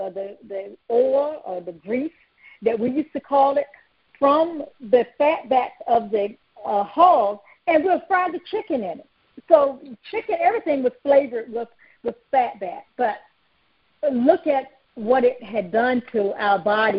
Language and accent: English; North Carolina, United States; I grew up in North Carolina on a hog farm